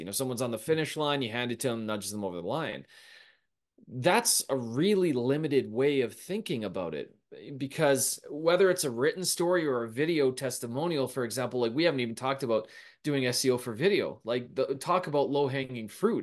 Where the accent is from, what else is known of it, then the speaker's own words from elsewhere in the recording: Canada; we're Canadian